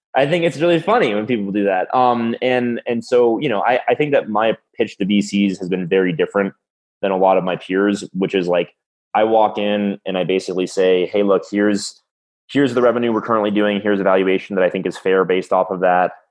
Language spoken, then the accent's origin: English; South Florida, United States; now in Colorado, United States; I'm from South Florida